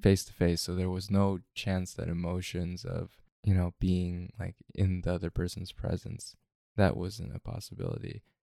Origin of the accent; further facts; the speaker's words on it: Mississippi, United States; moved away; I grew up in Mississippi.